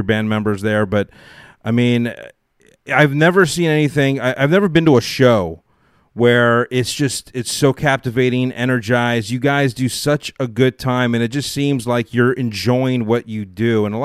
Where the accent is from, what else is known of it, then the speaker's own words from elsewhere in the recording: Los Angeles, California, United States; I'm in Los Angeles. I grew up. I was born right here